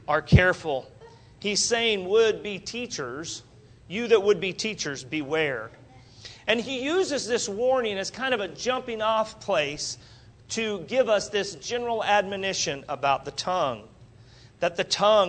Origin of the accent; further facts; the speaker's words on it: Wichita, Kansas, United States; I'm from Wichita, Kansas